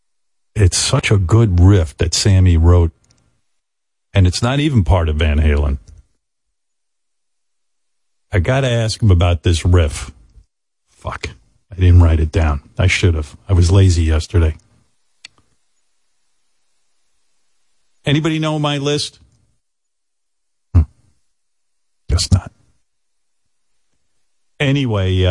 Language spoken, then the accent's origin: English; New York, United States; I growing up in New York